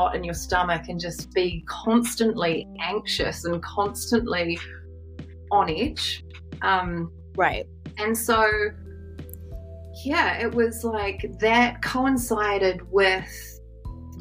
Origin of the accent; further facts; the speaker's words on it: New Zealand; I am a New Zealander.